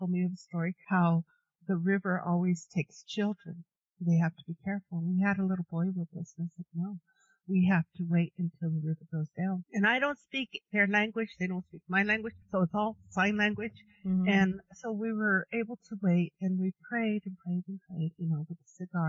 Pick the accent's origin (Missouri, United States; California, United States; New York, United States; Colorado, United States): Colorado, United States; Denver; I'm from Denver.